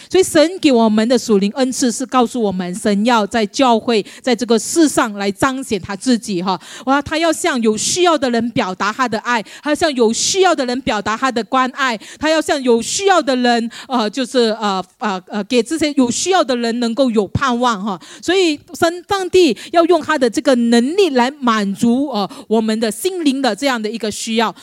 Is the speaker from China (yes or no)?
no; Malaysia; moved away as an adult; now in Singapore; 我是马来西亚人啊， 当时我从马来西亚来到新加坡